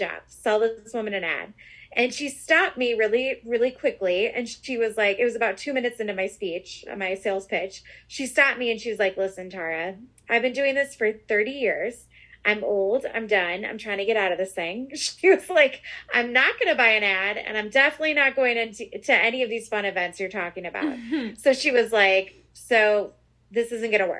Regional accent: outside of Chicago, Illinois, United States; I was raised outside of Chicago. So this is home to me

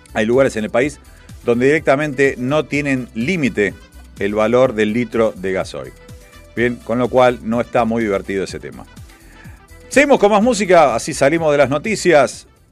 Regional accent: Argentina; en Argentina tenemos varias cosas

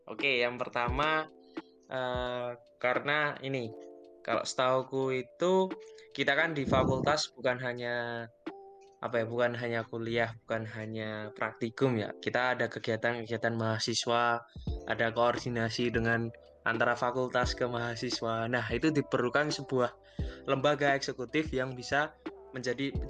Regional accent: Surakarta, Central Java, Indonesia; asal asal asal asal asal gua dari Solo sih

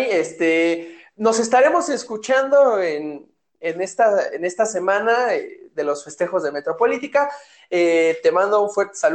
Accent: Mexico; nosotros como mexicanos lo primero que vemos es sospecha

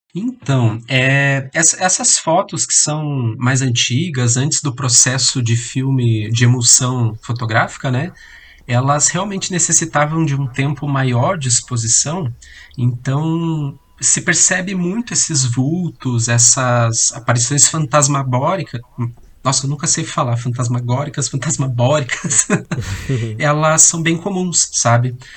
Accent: Curitiba, Paraná, Brazil; eu sou aqui de Curitiba

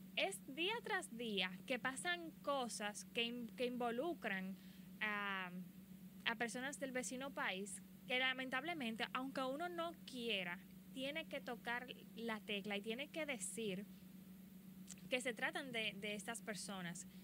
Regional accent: Dominican Republic; yo soy de República Dominicana

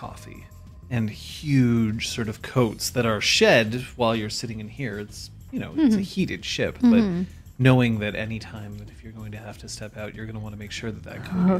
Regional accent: Vancouver, British Columbia, Canada; I'm from Vancouver.

